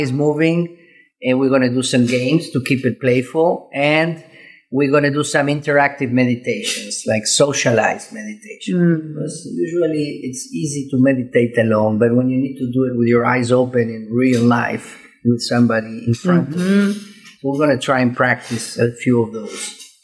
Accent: Córdoba, Argentina; moved away; I'm Argentinian

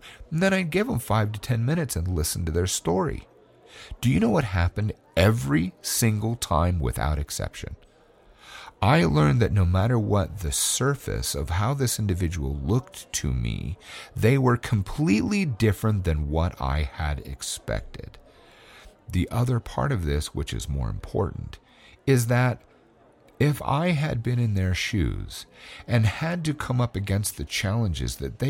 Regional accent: California, United States; born there; moved away; because I was born in California where everyone said what they meant. And then I moved to another state where nobody said what they meant.

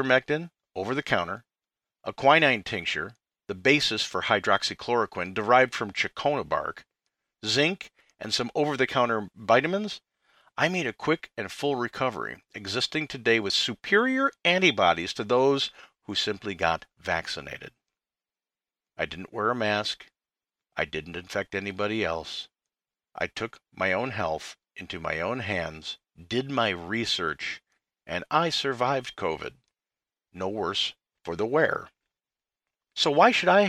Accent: United States; As an American

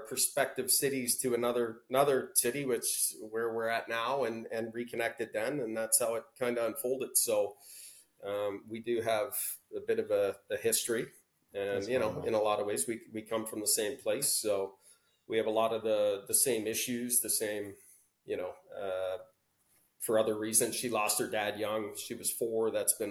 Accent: Welland, Ontario, Canada; we grew up in Welland, Ontario

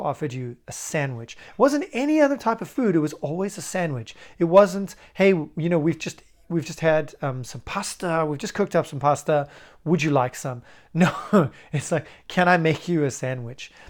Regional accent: South Africa; moved away; also born or lived in United Kingdom / Argentina; I'm from South Africa and lived for a long time in the U K as well

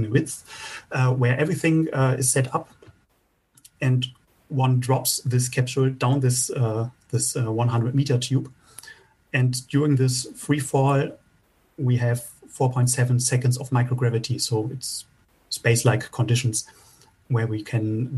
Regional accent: Bremen, Germany; Bremen is also my hometown

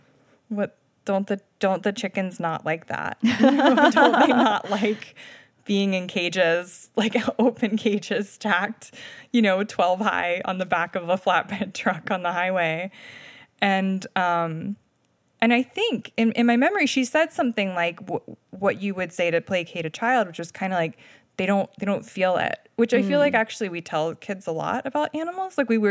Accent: Delmarva Peninsula, United States; Yeah, so I grew up on the Delmarva Peninsula around a lot of chicken farms.

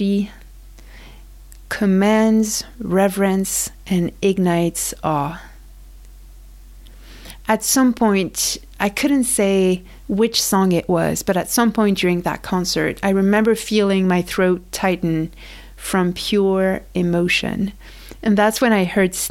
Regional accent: France; moved away; I grew up in France

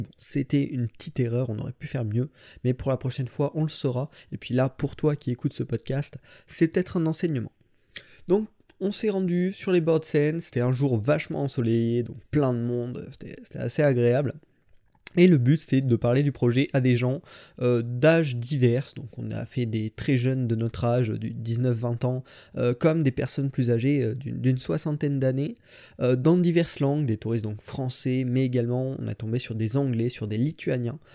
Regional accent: Limoges, Nouvelle-Aquitaine, France; moved away as an adult; now in Saint-Mandé, France; je viens de Limoges, maintenant je suis à Saint-Mandé, juste à côté de Paris, euh, pour mes études

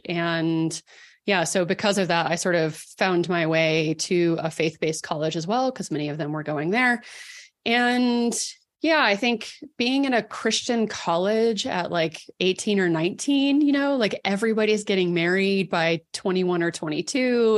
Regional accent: Dallas, Texas, United States; moved away as an adult; also born or lived in Colorado; I grew up in Dallas

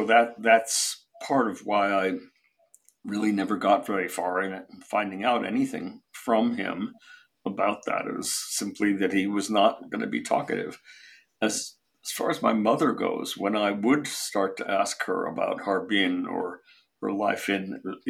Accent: San Francisco, California, United States; also born or lived in Shanghai, China; I grew up in San Francisco, almost all of my parents' friends were Russian Jews who had emigrated from Shanghai

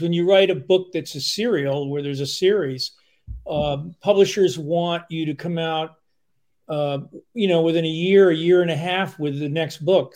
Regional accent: outside of New York, United States; moved away as an adult; now in Vermont, United States; I grew up outside of New York

